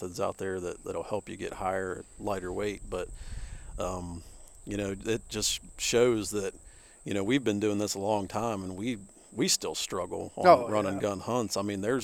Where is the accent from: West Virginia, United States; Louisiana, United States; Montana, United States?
West Virginia, United States; I'm from West Virginia.